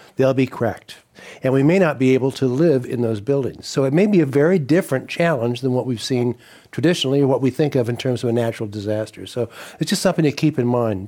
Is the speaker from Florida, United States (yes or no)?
no; Colorado, United States; now in California, United States; I'm from Colorado